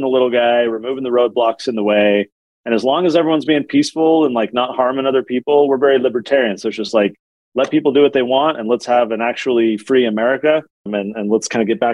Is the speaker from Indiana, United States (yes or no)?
no; San Diego, California, United States; now in Utah, United States; I live in Utah now. I'm from San Diego